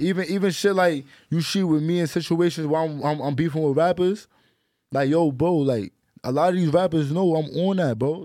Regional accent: New York City, New York, United States; I'm from the Bronx.

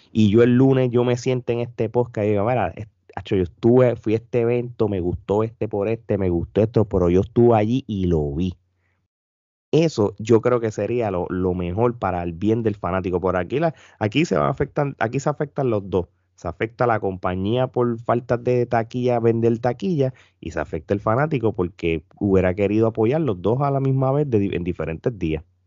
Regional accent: Puerto Rico; nosotros puertorriqueños

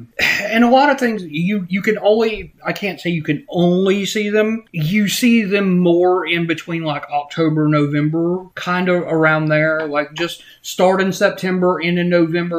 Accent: Morganton, North Carolina, United States; I'm from Morganton, or lived in Morganton for a long time.

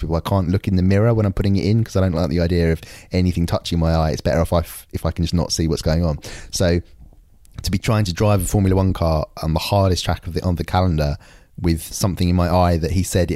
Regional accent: London, United Kingdom; I grew up in East London

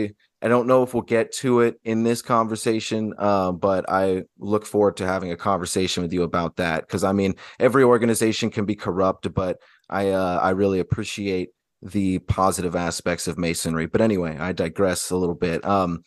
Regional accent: Georgia, United States; born there; I was born in Georgia, but then my family, but it was military related.

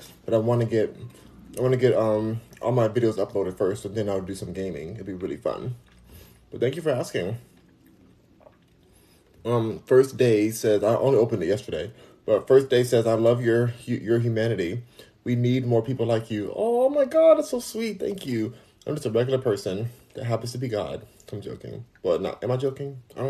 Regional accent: United States; I'm American.

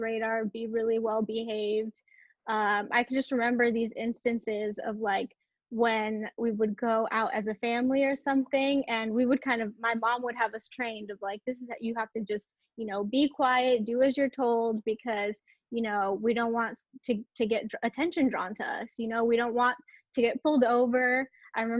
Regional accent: Watsonville, California, United States; I grew up and was born in California, in Santa Cruz area, Santa Cruz, Watsonville area

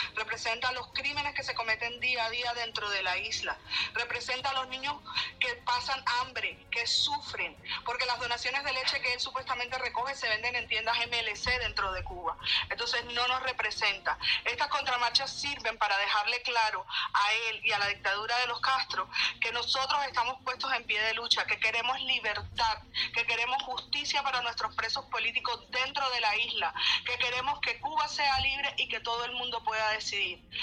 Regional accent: Colombia; yo soy colombiana, mi esposo es cubano

